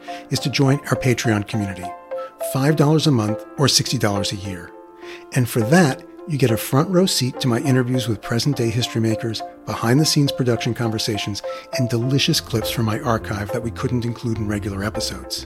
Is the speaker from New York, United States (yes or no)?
yes; New York City, New York, United States; I'm from Queens